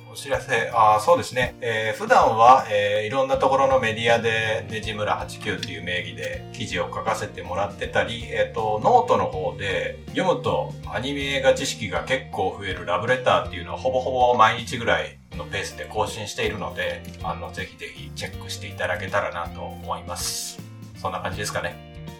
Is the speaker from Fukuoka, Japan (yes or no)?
no; Hamamatsu, Shizuoka, Japan; 私の地元の浜松市